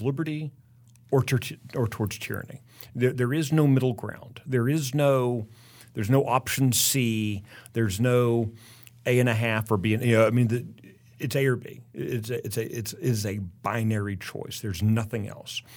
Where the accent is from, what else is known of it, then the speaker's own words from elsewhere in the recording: Texas, United States; Oh, I'm from the United States. Where are you from? Texas.